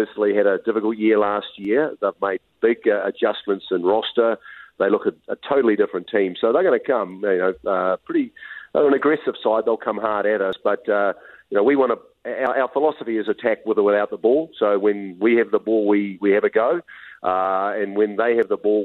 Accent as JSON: {"language": "English", "country": "New Zealand", "moved": "yes", "lives_now": "Utah, United States", "said": "I'm from New Zealand"}